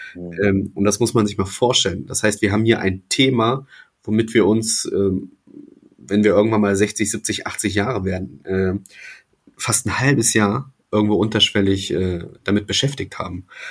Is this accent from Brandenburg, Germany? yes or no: no; Wolfsburg district, Lower Saxony, Germany; Niedersachsen äh, hier im Kreis Wolfsburg, da wo ich groß geworden bin